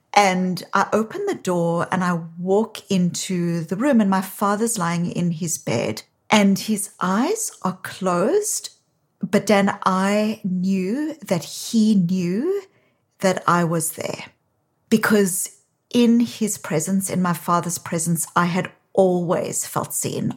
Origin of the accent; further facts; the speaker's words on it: South Africa; accent: South African; now in Boston, United States; you can hear from my accent. While I live in Boston, I'm originally from South Africa